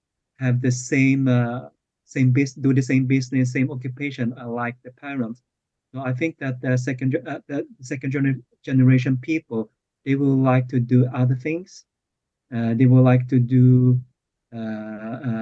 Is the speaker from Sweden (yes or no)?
yes; Sweden; also born or lived in Hong Kong; I have lived here for almost all of my life. I came to Sweden when I was two from Hong Kong